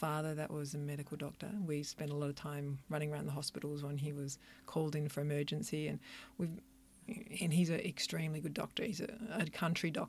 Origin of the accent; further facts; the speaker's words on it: country Victoria, Australia; now in Melbourne, Australia; I grew up in country Victoria